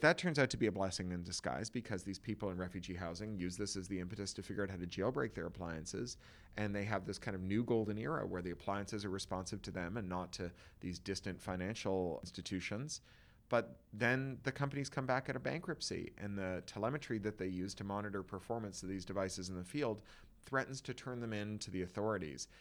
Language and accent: English; Toronto, Ontario, Canada; moved away as an adult; now in Los Angeles, United States; an expatriate of a city that you grew up in until your twenties